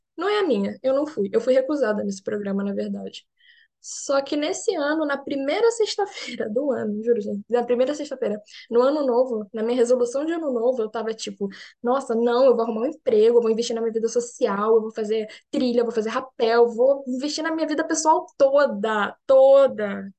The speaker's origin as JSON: {"language": "Portuguese", "region": "Rio de Janeiro", "country": "Brazil", "moved": "as an adult", "lives_now": "Berlin, Germany", "said": "sou do Rio de Janeiro. Eu sou cientista, eu agora estou falando com vocês daqui de Berlim."}